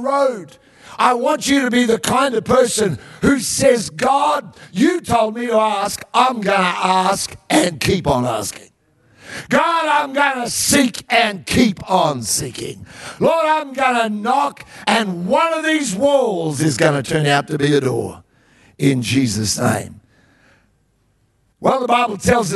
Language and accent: English; Australia; I'm Australian.